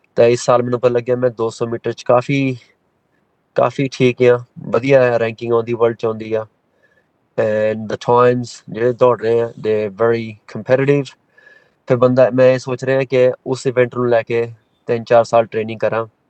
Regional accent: Melbourne, Victoria, Australia; ਅਸੀਂ ਹਾਂਜੀ ਮੈਲਬਨ ਦੇ ਜੰਪ ਵਾਲੇ ਹਾਂ ਸਾਰੇ ਭੈਣ ਭਰਾ ਸਾਰੇ

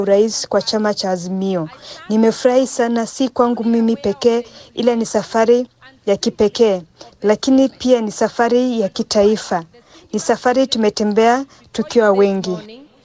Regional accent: Kenya; Kwangu mimi kama Mkenya

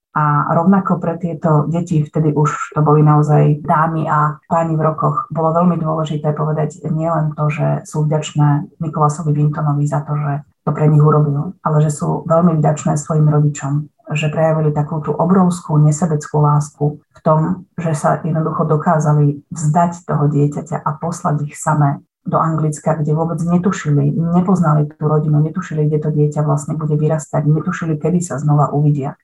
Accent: Lučenec, Banská Bystrica Region, Slovakia; Ona je rovnako ako ja rodáčka z Lučenca

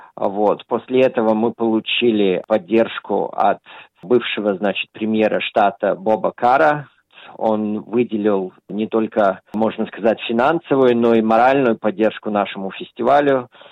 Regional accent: Australia; когда я рос, в Австралии часто проходились советские кинофестивали

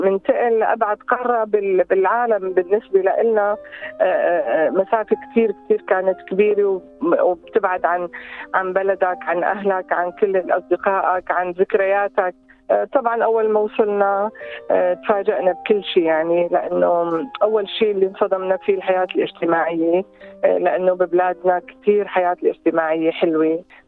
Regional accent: Mashta al-Helu, Tartus Governorate, Syria; moved away as an adult; also born or lived in Aleppo, Syria / Deir ez-Zor, Syria; now in Melbourne, Australia; من سوريا آه، من منطقة جميلة جدا بسوريا اللي هي منطقة مشتى الحلو منطقة منطقة اصطياف جميلة طبعا أنا ولدت هناك ودرست آه، كل مراحل دراستي الابتدائية والإعدادية والثانوية

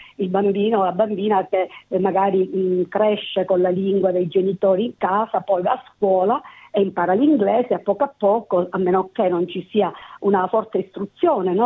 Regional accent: Sicily, Italy; first language Italian; now in Sydney, Australia; sono cresciuta con il siciliano e l'italiano, sono cresciuta in Sicilia

